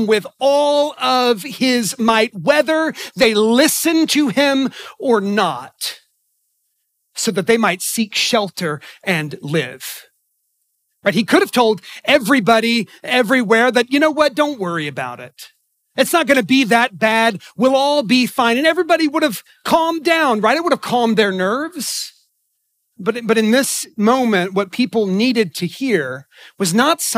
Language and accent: English; Oklahoma, United States; now in Annapolis, United States; I grew up in Oklahoma, in the middle of Tornado Alley.